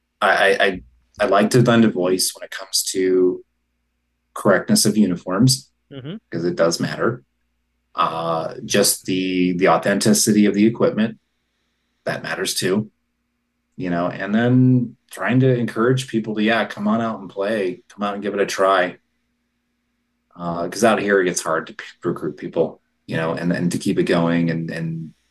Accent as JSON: {"language": "English", "town": "Bisbee", "region": "Arizona", "country": "United States", "tie": "born or raised there", "said": "my hometown of Bisbee"}